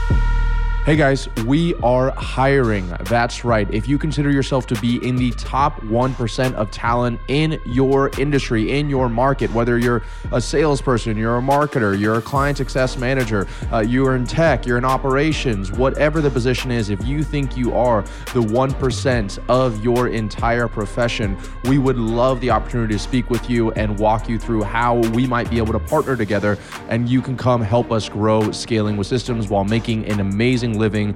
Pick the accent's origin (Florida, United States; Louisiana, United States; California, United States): Florida, United States; Destin; also born or lived in Atlanta, Georgia; Destin, Florida, which is not my hometown, but where I grew up